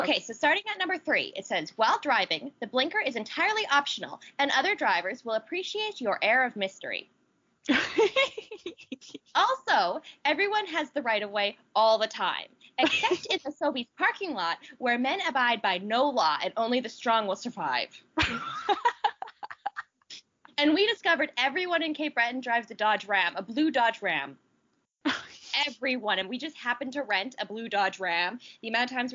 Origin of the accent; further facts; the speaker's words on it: Nevis, St. Kitts & Nevis; I come from a country where there are two islands in one country, and we like to distinguish ourselves. I am from Nevis. I am not from St. Kitts.